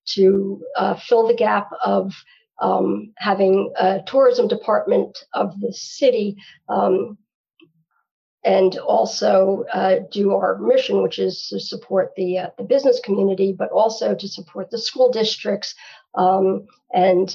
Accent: Long Branch, New Jersey, United States; also born or lived in New York City; I grew up in Long Branch

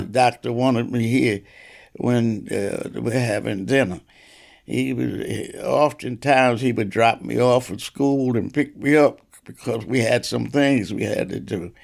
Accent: Asbury Park, New Jersey, United States; growing up in Asbury Park

